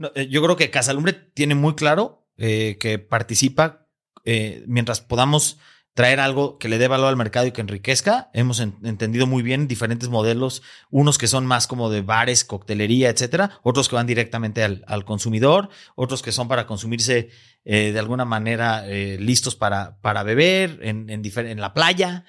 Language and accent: Spanish; Mexico; este gran orgullo que tenemos como mexicanos